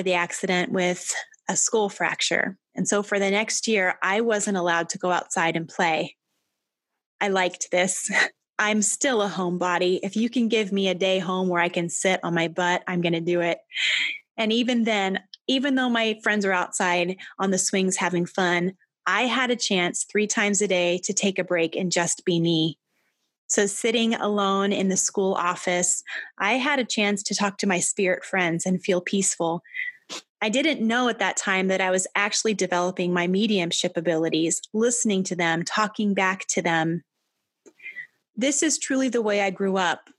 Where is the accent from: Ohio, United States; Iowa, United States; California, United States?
Iowa, United States; Albia; I grew up in Albia, Iowa